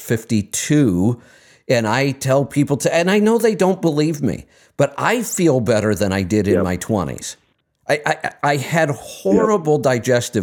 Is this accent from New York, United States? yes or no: no; Ohio, United States; I grew up in Ohio